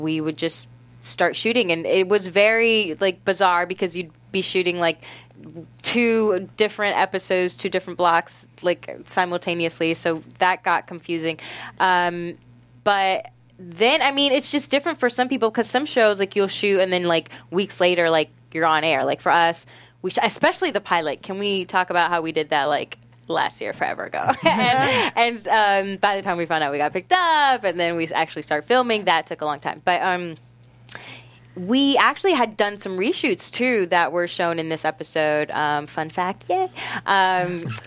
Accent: Orlando, Florida, United States; in Florida, like, where I grew up in Orlando

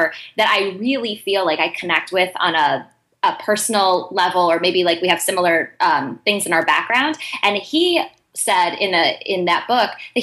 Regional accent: Ohio, United States; I'm from Ohio.

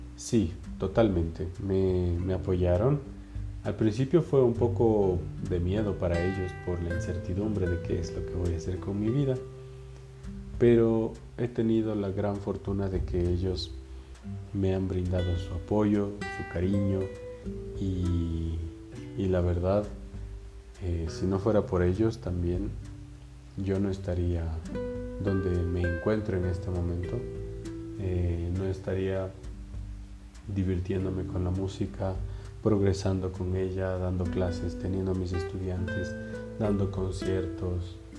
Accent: Ibarra, Imbabura, Ecuador; moved away as an adult; now in Quito, Ecuador

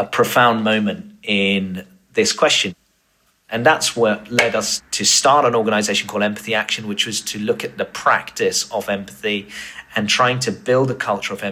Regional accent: Tunbridge Wells, South East England, United Kingdom; my hometown of Tunbridge Wells

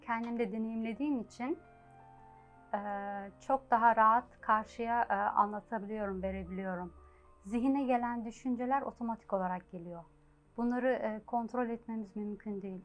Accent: Ankara, Turkey; moved away as an adult; now in Germany; ben 1971 Ankara doğumluyum. Ee, Ankara'da Liseyi bitirdim. Daha sonra Almanya'ya gittim. Yaklaşık 32 senedir de Almanya'dayım.

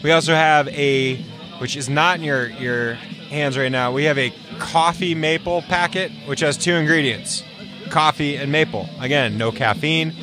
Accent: New England, United States; also born or lived in California; now in Vermont, United States; I'm from New England

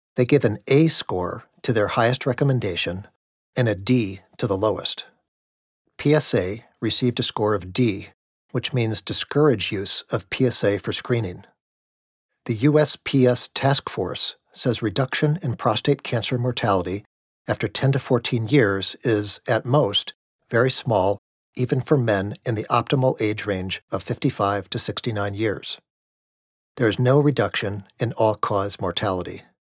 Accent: outside of Milwaukee, Wisconsin, United States; moved away; I grew up outside of Milwaukee

